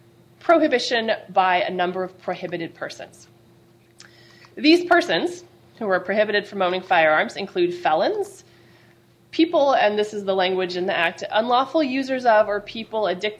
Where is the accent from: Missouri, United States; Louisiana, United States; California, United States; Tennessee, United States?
California, United States; as a Californian